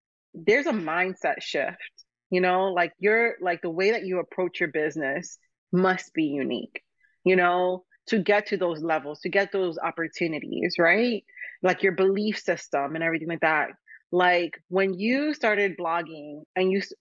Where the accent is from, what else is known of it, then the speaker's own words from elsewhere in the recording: New York, United States; moved away; also born or lived in Miami, United States; I was born here. I was born in New York, lived in Miami. I love Miami. And my family is from Dominican Republic